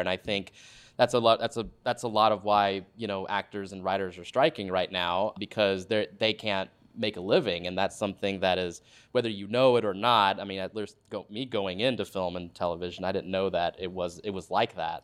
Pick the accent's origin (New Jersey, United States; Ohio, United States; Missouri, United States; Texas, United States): Texas, United States; Dallas; moved away as an adult; now in Los Angeles, United States; I'm from, I'm from Dallas, Texas originally, and just grew up there.